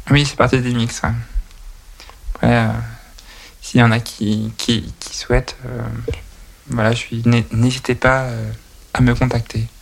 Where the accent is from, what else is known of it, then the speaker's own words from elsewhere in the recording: Nantes, Pays de la Loire, France; je suis originaire de Nantes